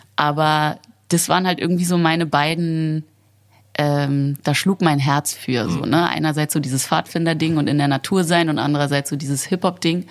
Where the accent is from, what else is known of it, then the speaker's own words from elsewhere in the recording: Berlin, Germany; bin ich sehr wohlbehütet in Berlin-Charlottenburg aufgewachsen